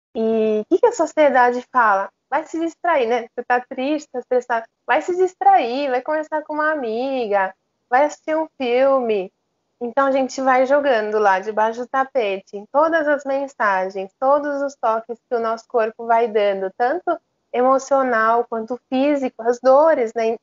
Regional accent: Japan; moved away; also born or lived in Australia; o japonês, né, que eu cresci no Japão

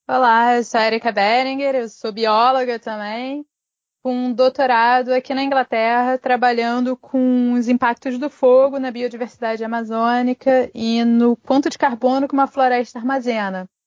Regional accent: Brazil; moved away as an adult; now in England; eu sou brasileira

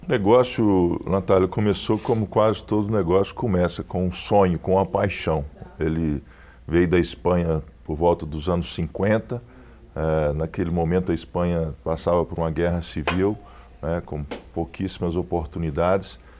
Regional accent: Belo Horizonte, Minas Gerais, Brazil; a nossa família é natural aqui de Belo Horizonte

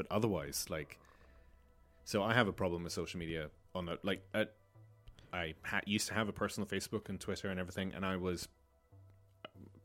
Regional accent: Malta; growing up in Malta

